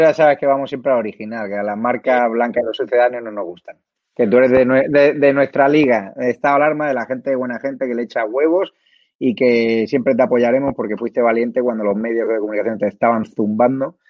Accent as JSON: {"language": "Spanish", "town": "Marbella", "region": "Andalusia", "country": "Spain", "said": "yo soy de Marbella"}